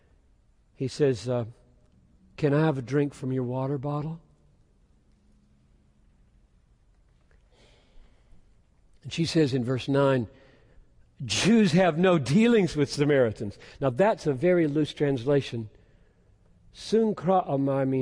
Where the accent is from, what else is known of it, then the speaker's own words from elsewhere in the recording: Greenville, South Carolina, United States; my hometown 50 years ago in Greenville, South Carolina